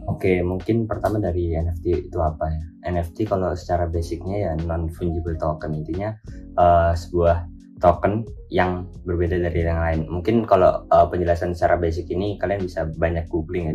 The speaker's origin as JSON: {"language": "Indonesian", "town": "Kediri", "region": "East Java", "country": "Indonesia", "said": "aku berasal dari Kediri, Jawa Timur, completely dari kota kecil banget ya."}